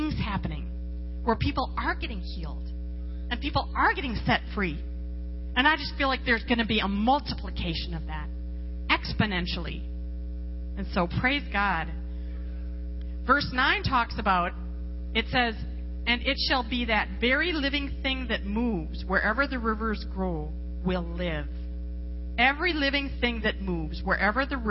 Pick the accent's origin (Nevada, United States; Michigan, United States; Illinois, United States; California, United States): Nevada, United States; Las Vegas; I come from Las Vegas.